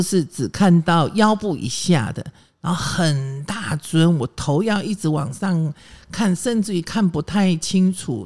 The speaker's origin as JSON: {"language": "Chinese", "country": "Taiwan", "tie": "born or raised there", "said": "我呢是眷村小孩长大的"}